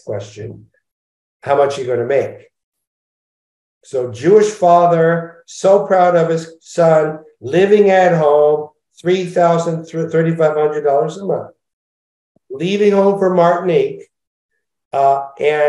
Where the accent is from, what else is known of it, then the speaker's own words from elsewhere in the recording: Montreal, Quebec, Canada; now in Los Angeles, United States; I was brought up in Montreal